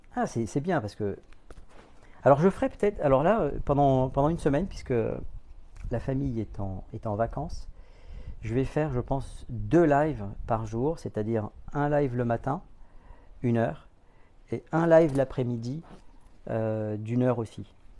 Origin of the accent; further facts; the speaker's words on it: Guadeloupe; je viens de Guadeloupe